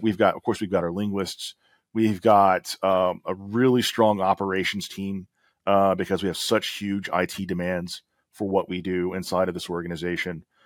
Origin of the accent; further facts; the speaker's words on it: Alabama, United States; I'm from Alabama